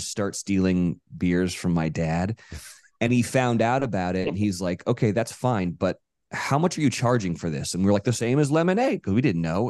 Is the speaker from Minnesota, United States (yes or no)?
no; Monterey, California, United States; moved away as an adult; now in Los Angeles, United States; I grew up in Monterey, California